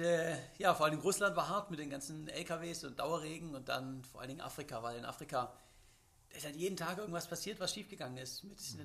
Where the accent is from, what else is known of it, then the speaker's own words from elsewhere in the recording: Swabia, Germany; als Schwabe